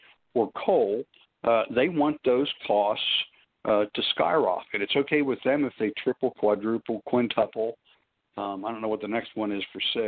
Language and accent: English; Pennsylvania, United States; I'm from Pennsylvania